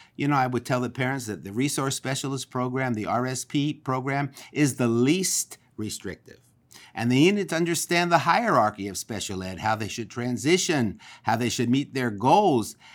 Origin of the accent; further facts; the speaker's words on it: Philadelphia, Pennsylvania, United States; now in Los Angeles, United States; I am from Philadelphia, Pennsylvania